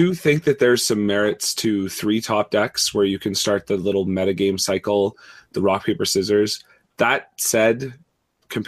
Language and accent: English; Canada; I'm Canadian